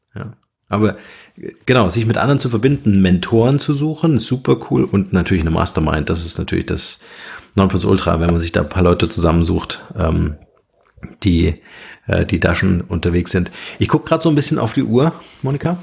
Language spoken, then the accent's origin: German; Germany; uns Deutsche